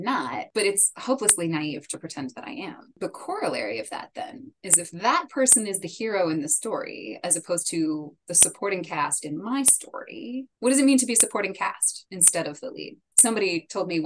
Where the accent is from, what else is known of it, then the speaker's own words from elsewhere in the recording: United States; first language English; now in Washington, D.C., United States; I'm based in DC. I'm a native English speaker. I'm an American